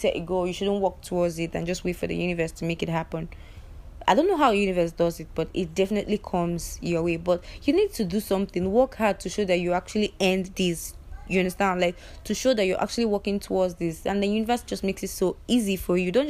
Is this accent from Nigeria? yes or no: yes; Igbo, Igboland, Nigeria; as a Nigerian, as an Igbo